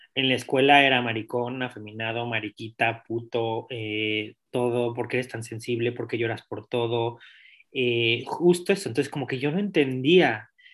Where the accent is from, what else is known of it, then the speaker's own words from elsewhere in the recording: Mexico City, Mexico; moved away; also born or lived in Europe; mi infancia se transmonta a 1991, el soy de la Ciudad de México, del Distrito Federal, antes llamado.